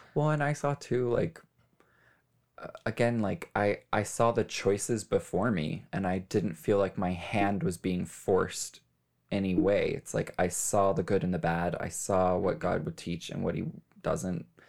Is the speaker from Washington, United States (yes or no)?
no; Las Vegas, Nevada, United States; I was born and raised in Las Vegas.